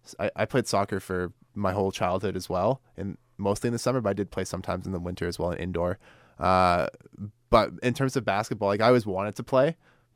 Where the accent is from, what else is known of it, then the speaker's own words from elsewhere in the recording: Lloydminster, Saskatchewan, Canada; And I grew up in Lloydminster, which is 2 hours from Edmonton.